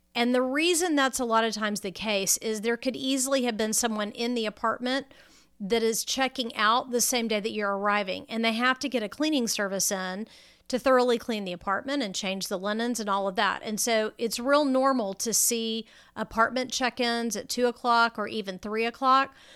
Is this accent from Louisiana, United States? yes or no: no; Texas, United States; Now I'm a Texan and you know, we have the air conditioning running about, you know, 13 and a half months out of the year